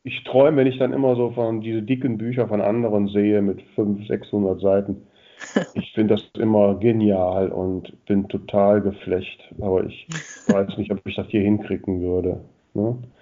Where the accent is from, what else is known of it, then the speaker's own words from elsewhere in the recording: Grefrath area, North Rhine-Westphalia, Germany; jetzt ist das auch die Gegend, wo ich groß geworden bin